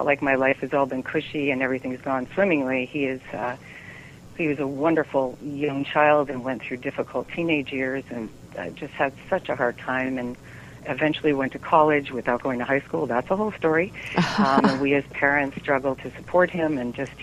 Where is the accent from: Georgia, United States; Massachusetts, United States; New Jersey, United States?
Massachusetts, United States; Western; I came from Western Massachusetts from a family of five kids, and my dad had a men's clothing store, so we kind of worked at the store